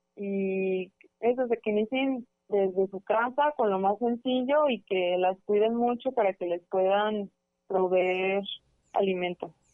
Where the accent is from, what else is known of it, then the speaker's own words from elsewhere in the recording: Autlán area, Jalisco, Mexico; somos de Autlán, del Grullo, de Limón, del Chante